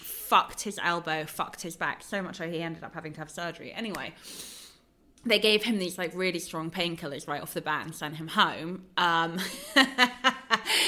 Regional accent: London, United Kingdom; I'm a Londoner

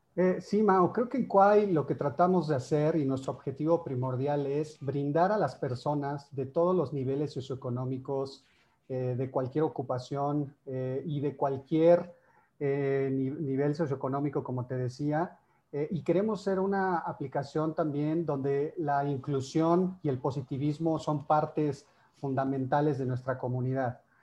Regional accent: Mexico; tenemos acá como mexicanos

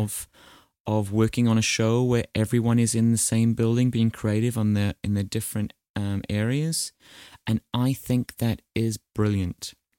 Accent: New Zealand

